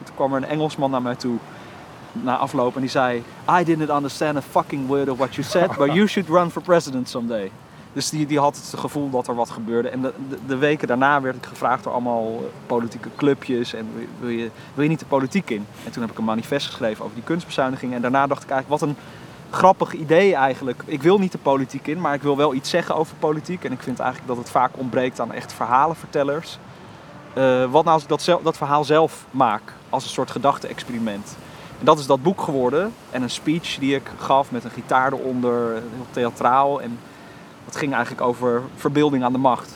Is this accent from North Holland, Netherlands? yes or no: no; Almere, Flevoland, Netherlands; also born or lived in Dordrecht; Als ik in Almere Haven ben, heb ik niet het gevoel dat, eh, dat de stad is gegroeid. Snap je dan? Het voelt, eh, voelt heel rustig nog steeds. En als het thuis waar ik ben opgegroeid.